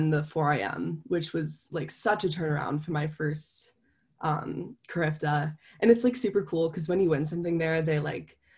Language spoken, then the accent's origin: English; Ohio, United States; also born or lived in Jamaica; I was born in Ohio